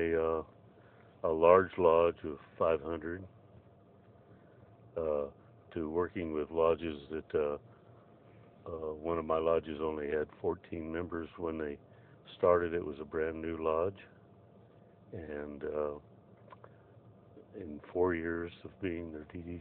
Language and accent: English; Blythe, California, United States; born or raised there; also born or lived in Arizona